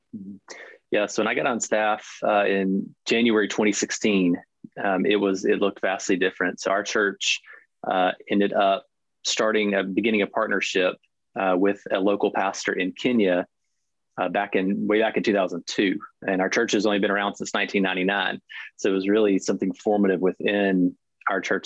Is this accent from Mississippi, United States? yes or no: no; near Savannah, Southeast Georgia, United States; I grew up in Southeast Georgia uh, with my mother and brother. Uh, we lived in a little town just outside of Savannah, Georgia for pretty much my whole life